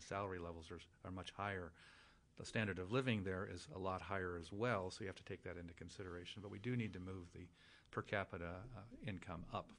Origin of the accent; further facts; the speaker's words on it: Tucson, Arizona, United States; People say, well, I'm from Tucson. I live in a little town called Vail near Tucson, and Tucson is the epicenter of what we do.